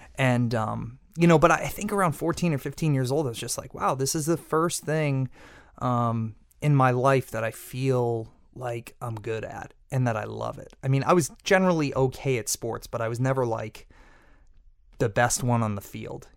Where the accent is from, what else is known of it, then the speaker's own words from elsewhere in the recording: Peabody, Massachusetts, United States; I grew up in Peabody, Massachusetts, on the North Shore